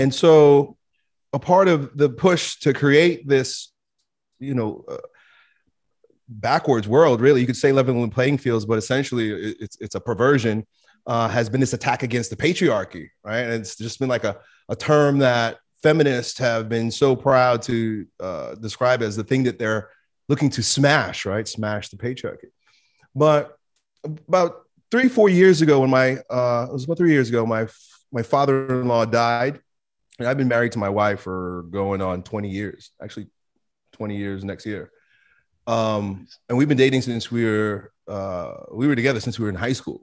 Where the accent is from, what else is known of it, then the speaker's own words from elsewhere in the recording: United States; growing up in America